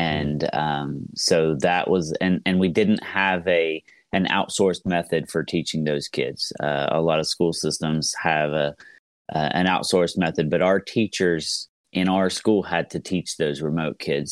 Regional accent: Southeast Ohio, United States; I am from Southeast Ohio, uh, uh, which is a very rural area

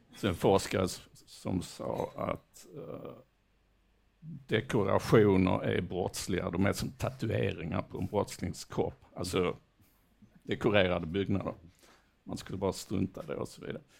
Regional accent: Malmö, Skåne, Sweden; moved away as an adult; now in Lund, Sweden; det är min hemstad

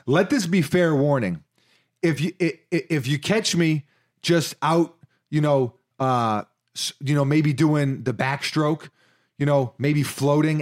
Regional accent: New York City, New York, United States; I did live in Washington Heights

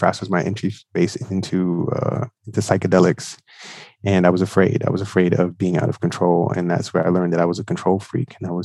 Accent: New York City, New York, United States; I am from Brooklyn, New York

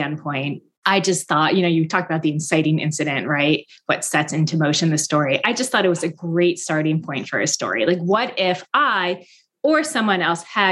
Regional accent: Mendham, New Jersey, United States; now in Boston, United States; my hometown, Mendham, New Jersey. I did grow up in this bubble

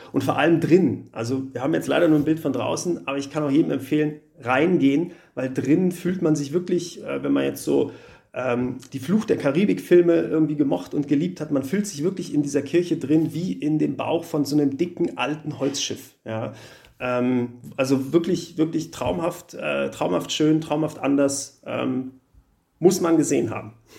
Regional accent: Berlin, Germany; now in Munich, Germany; komme ich aus Berlin, da bin ich groß geworden und aufgewachsen

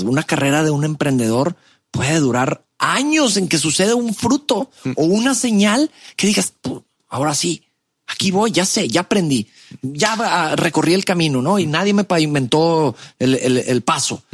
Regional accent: Monterrey, Nuevo León, Mexico; also born or lived in Mexico City; nací en Ciudad de México, llego a Monterrey desde muy chico, a los cinco años por el trabajo de papá

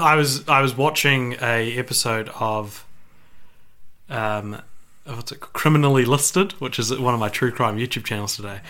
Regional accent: New Zealand; I'm a Kiwi.

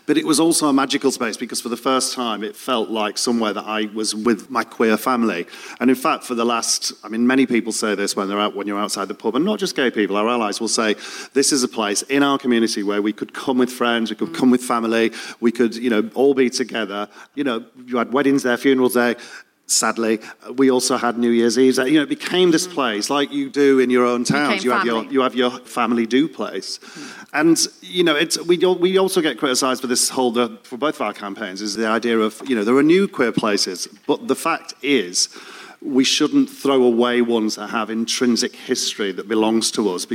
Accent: Leeds, Yorkshire and the Humber, United Kingdom; moved away as an adult; now in London, United Kingdom; I came from Leeds and I came out as a three-year-old.

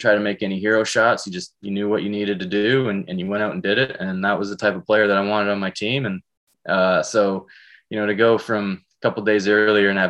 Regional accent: Canada; moved away as an adult; also born or lived in British Columbia / Alberta / El Paso, Texas; now in United States; growing up in British Columbia, Alberta, having the landscape

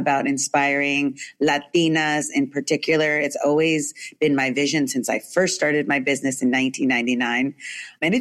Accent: California, United States; also born or lived in New York, United States; when I was in elementary school, we moved from New York to California

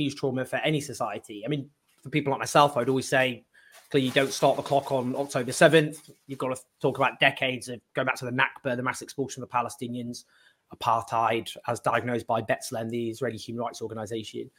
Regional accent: United Kingdom; as a Brit

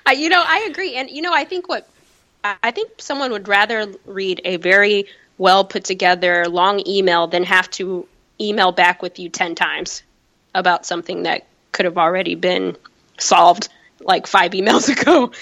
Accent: Chicago, Illinois, United States; also born or lived in California; now in New York, United States; I was born in California, raised in Chicago

